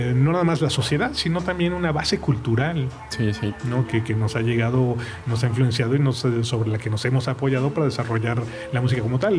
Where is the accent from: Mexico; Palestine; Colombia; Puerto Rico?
Mexico; como mexicano